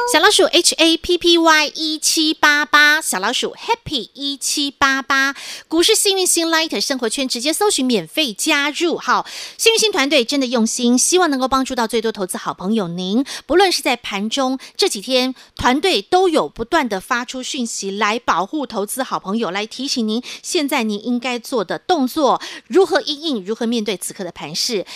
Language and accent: Chinese; Taiwan; 我们台湾人